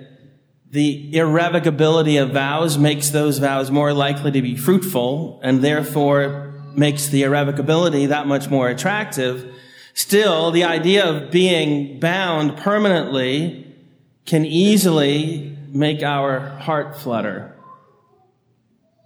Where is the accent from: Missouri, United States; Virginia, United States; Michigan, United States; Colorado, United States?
Virginia, United States; Annandale; growing up on Tobin Road in Annandale, just behind Epiphany of Our Lord off Woodburn, which is where Fairfax Hospital meets the intersection of Gallows and Woodburn